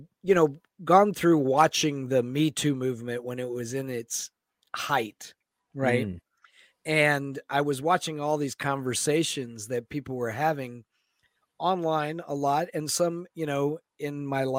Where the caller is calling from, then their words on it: Seattle, Washington, United States; also born or lived in Florida; Seattle, Washington.